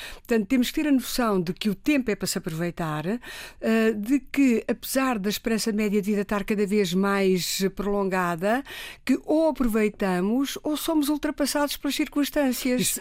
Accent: Riachos, Santarém District, Portugal; moved away as an adult; now in Lisbon, Portugal; Eu, eu, eu nasci na província, nos Riachos, eh, e nasci num sítio

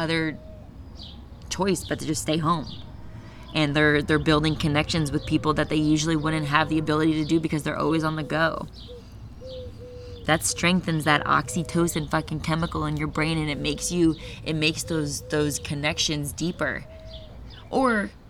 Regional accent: Florida, United States; I'm from Florida

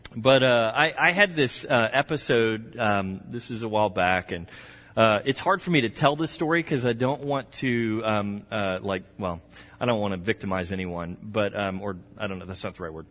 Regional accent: Texas, United States; I'm from Texas

